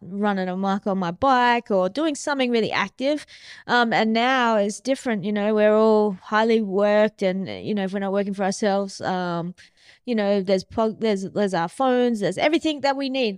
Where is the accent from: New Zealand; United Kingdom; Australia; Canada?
Australia; Mandurah, Western Australia; I grew up in Mandurah